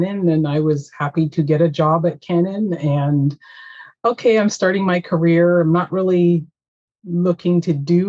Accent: Toronto, Ontario, Canada; I was born in Toronto, in the heart of Toronto, but I grew up always in the burbs

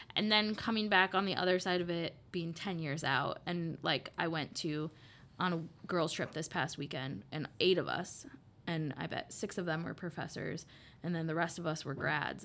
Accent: Des Moines, Iowa, United States; also born or lived in Minnesota; now in Dubuque, United States; I grew up in Beaverdale

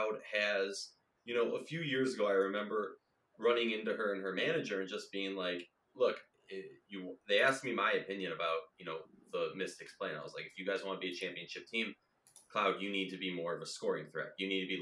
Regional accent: Minnesota, United States; accent: Minnesota; My Minnesota accent

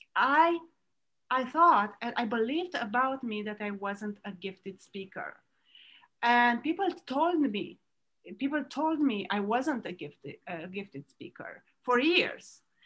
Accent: Romania; now in Florida, United States; I was born in Romania

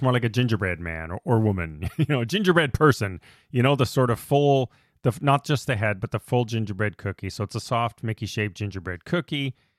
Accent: Canada; we're Canadian

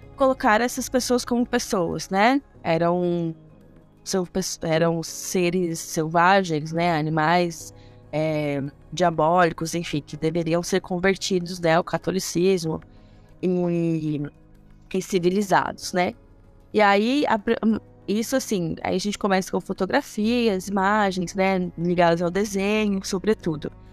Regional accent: Goiânia, Goiás, Brazil; moved away; also born or lived in Niterói, Rio de Janeiro; vocês vão perceber pelo sotaque, eu sou de Goiânia, Goiás.

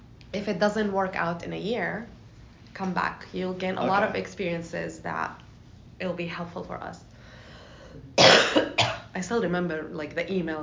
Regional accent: Jordan; now in United States; I'm from Jordan originally. Yeah. I moved to the US

